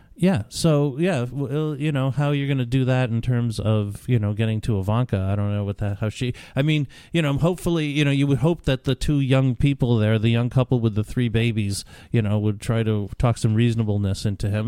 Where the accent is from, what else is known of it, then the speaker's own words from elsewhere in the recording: New York, United States; grew up in New York